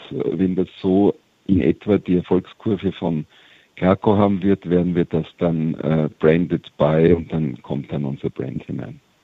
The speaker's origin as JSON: {"language": "German", "country": "Austria", "said": "wir als Österreicher"}